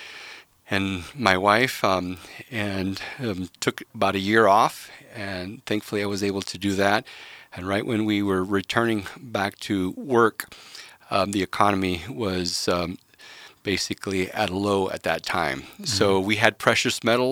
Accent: Woodburn, Oregon, United States; also born or lived in Chicago, Illinois / Mount Angel, Oregon; moved to Oregon in 1979, and I grew up in Woodburn

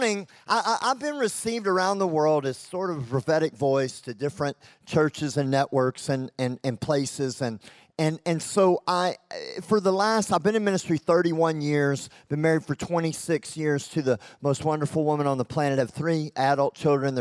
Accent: Texas, United States; accent: Texan; also born or lived in Lincoln, England; I'm from Texas, and I'm loud, and I'm over the top, and I did live in England for 2 years

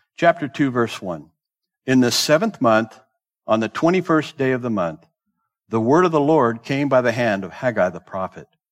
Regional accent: Southern California, United States; moved away; also born or lived in the South / Bay Area; I grew up in Southern California

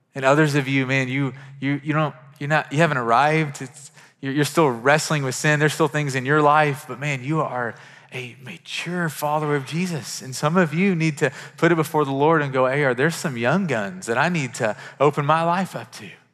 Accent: Kentucky, United States; I'm from Kentucky and we have horses

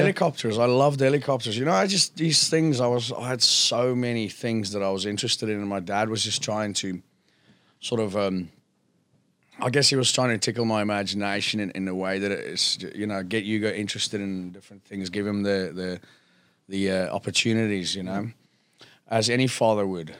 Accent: South Africa; now in Phuket, Thailand; being South African

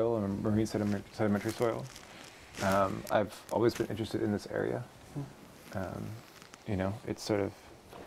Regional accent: Eugene, Oregon, United States; I was raised in Eugene, and I look at going to the farmer's market with my mom every Saturday

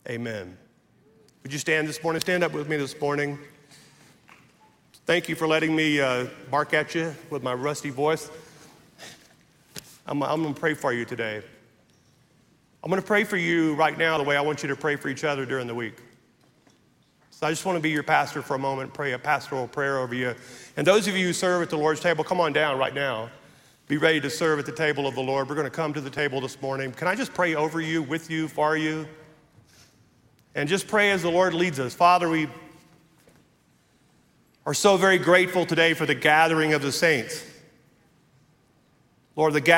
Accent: the South, United States; I'm from the South here

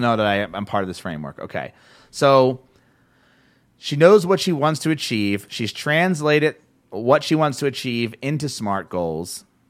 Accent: New Jersey, United States; Jersey, my hometown, my home area, home state.

